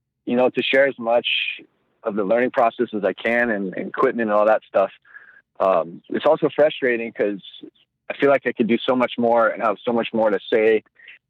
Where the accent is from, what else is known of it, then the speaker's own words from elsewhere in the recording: Hawaii, United States; moved away as an adult; also born or lived in Costa Rica / Kauai; I grew up in Hawaii, moved down to Costa Rica, like I said, for about 10 years.